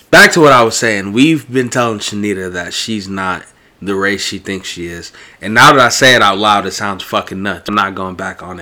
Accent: Bosnia & Herzegovina; Bosnia. I'm Bosnian. You're Pakistani.

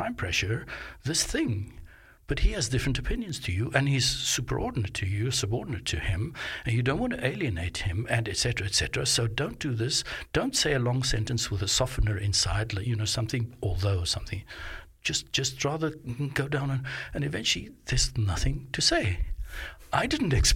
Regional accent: Johannesburg, Gauteng, South Africa; now in Melbourne, Australia; I grew up in Johannesburg

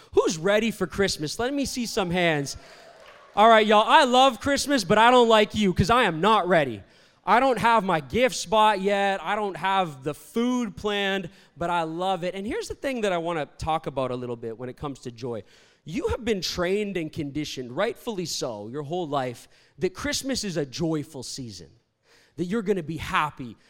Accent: Toronto, Ontario, Canada; moved away as an adult; also born or lived in Virginia, United States; I'm Canadian, I'm from Toronto, but I went to school in Virginia, a university called Liberty University

